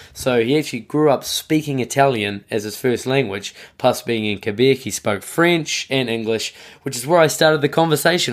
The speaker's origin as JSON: {"language": "English", "country": "New Zealand", "moved": "yes", "lives_now": "Tokyo, Japan", "said": "I am based and live in Tokyo, uh, but I'm originally from New Zealand"}